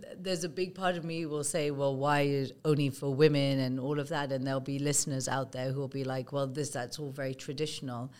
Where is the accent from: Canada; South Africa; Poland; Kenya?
Kenya; moved away; also born or lived in United Kingdom; I'm of Indian origin. I was born and brought up in Kenya